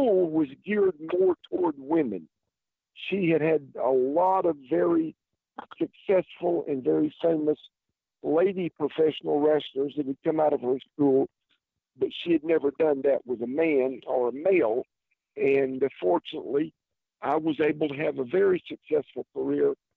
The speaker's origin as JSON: {"language": "English", "town": "Columbia", "region": "South Carolina", "country": "United States", "tie": "born or raised there", "also_born_or_lived": "Calhoun, Georgia", "said": "I was born and raised here in Columbia, and been here all my life with the exception of 5 years, and that was from 1973 to 1978."}